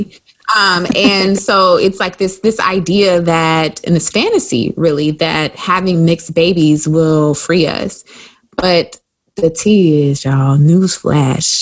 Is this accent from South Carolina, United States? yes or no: yes; South Carolina, United States; I'm from South Carolina.